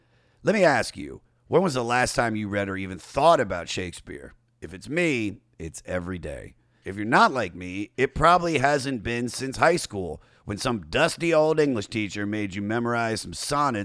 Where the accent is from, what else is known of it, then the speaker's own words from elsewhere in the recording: Washington, District of Columbia, United States; I'm headlining the DC Improv in Washington, DC, my hometown